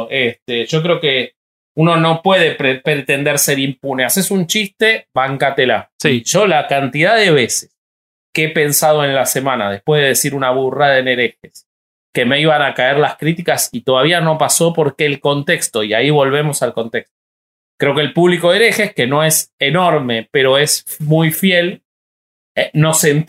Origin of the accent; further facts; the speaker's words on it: Uruguay; No, yo soy uruguayo.